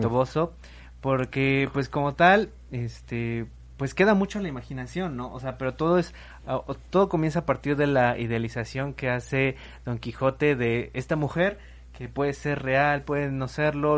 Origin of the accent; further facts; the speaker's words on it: Mexico; nosotros somos de México